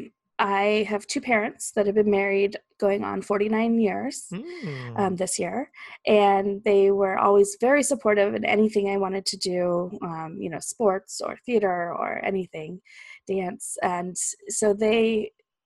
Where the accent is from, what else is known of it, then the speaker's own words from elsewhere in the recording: Fallbrook, California, United States; moved away as an adult; also born or lived in Peoria, Illinois; I grew up in Southern California. It's this little town called Fallbrook. It's all the way north San Diego.